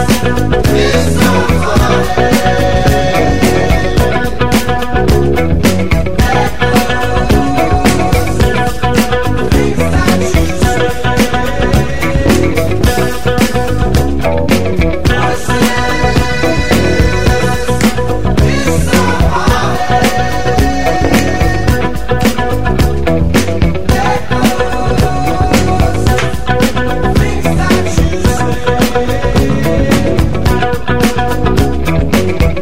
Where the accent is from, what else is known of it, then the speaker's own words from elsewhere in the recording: California, United States; I'm from California